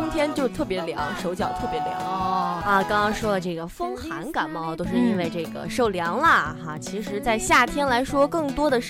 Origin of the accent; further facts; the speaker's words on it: Hunan, China; accent: Hunanese; 在我们湖南话